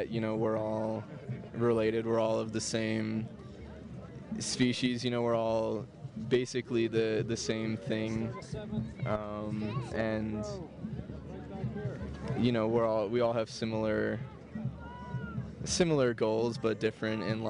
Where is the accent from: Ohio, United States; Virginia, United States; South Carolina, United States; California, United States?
Ohio, United States; Cleveland; now in Denver, United States; Originally, I'm from Cleveland, Ohio, but I'm living in Denver right now.